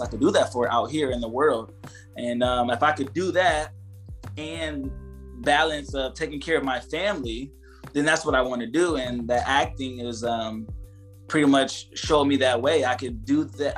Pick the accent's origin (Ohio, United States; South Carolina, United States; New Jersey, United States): Ohio, United States; moved away; I'm from Ohio, so coming from that Midwest